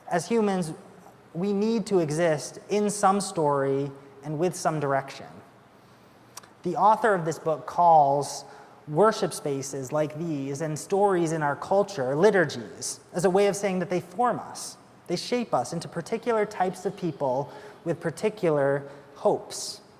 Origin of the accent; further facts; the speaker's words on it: United Kingdom; And we're British, so we definitely don't say we loved each other.